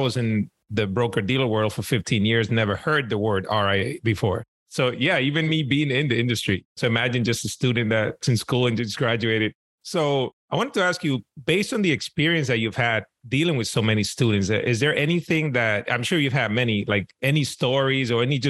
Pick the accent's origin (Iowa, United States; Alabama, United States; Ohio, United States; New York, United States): New York, United States; New York City; I grew up in New York City in Washington Heights, uptown Manhattan.